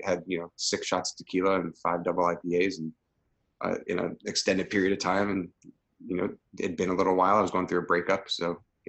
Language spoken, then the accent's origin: English; Connecticut, United States; moved away as an adult; also born or lived in Japan / Belgium / U.S. Virgin Islands; I grew up here in Connecticut and moved away for college back in 99